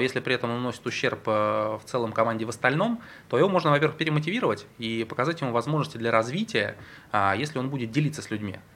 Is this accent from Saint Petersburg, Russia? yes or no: yes; Saint Petersburg, Russia; я родился и вырос в Петербурге